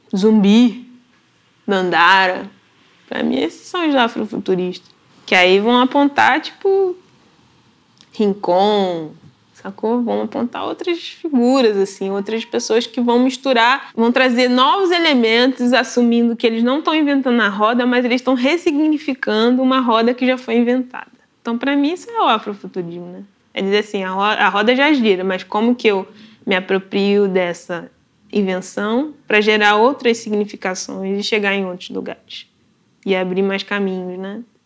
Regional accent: Nova Iguaçu, Rio de Janeiro, Brazil; Nascida e criada em Nova Iguaçu, na Baixada Fluminense, que é um, é um município do Rio

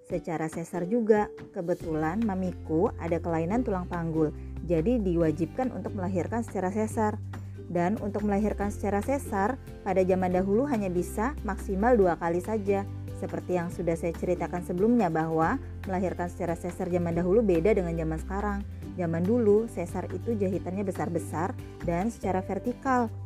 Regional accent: Balikpapan, East Kalimantan, Indonesia; born there; Aku lahir di kota Balikpapan, tepat pada hari ibu.

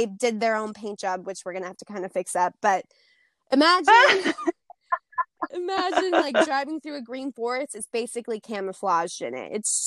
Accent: Montana, United States; I am from Montana

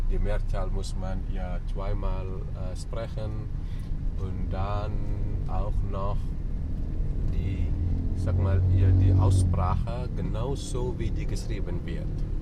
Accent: Bali, Indonesia; German is a second language; Ja, bin ich ein Balinesen. Bin ich hier in Bali geboren und hier aufgewachsen.

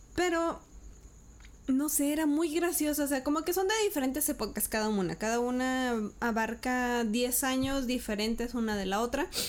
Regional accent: Parras, Coahuila, Mexico; also born or lived in Torreón; Yo estaba en Parras en el 94. Me vine de Parras en el 98.

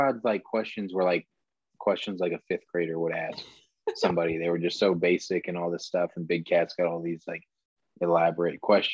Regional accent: Ohio, United States; I'm from Ohio

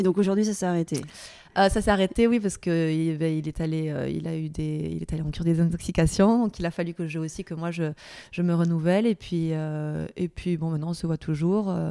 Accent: Perpignan, Occitania, France; accent: southern; also born or lived in Paris; 31 ans et je viens de Perpignan, dans le sud de la France.

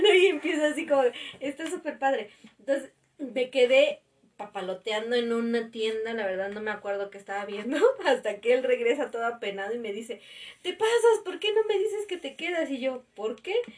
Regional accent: Mexico City, Mexico; nosotros dos nacimos aquí en la ciudad

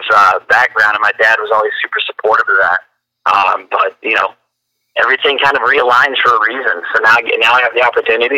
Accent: Fort Worth, Texas, United States; growing up in Fort Worth, Texas

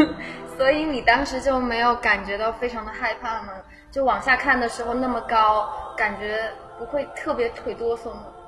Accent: Chongqing, China; 那我作为在西安下面的那个省份重庆啊，我们那儿可是没有暖气的，冬天非常的冷啊。

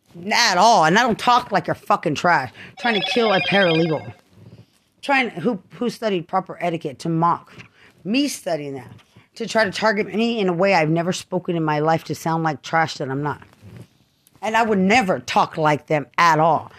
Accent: Lubbock, Texas, United States; now in San Antonio, United States; I'm from Lubbock, Texas

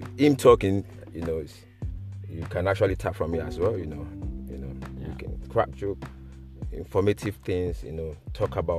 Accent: Lagos, Nigeria; moved away as an adult; also born or lived in Chadwell Heath, United Kingdom; now in United Kingdom; I grew up in Nigeria

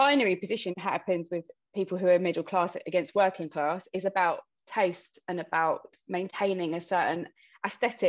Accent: London, United Kingdom; I grew up in London. Our family was quite big Irish immigrants

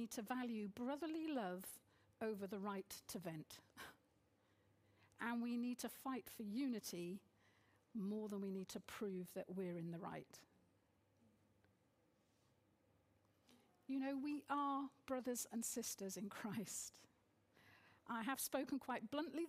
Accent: United Kingdom; being very British culturally, despite having mixed heritage

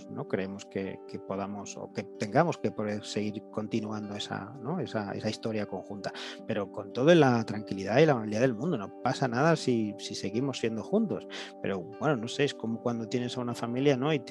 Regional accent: Galicia, Spain; gallego sí.

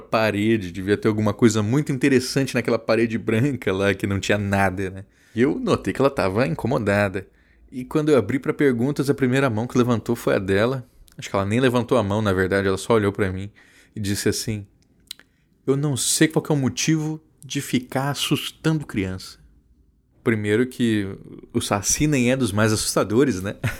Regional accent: Campo Grande, Mato Grosso do Sul, Brazil; na minha cidade natal, Campo Grande

